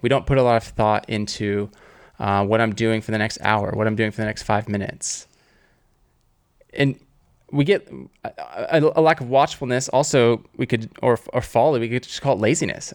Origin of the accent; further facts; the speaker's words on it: Southern California, United States; I grew up in Southern California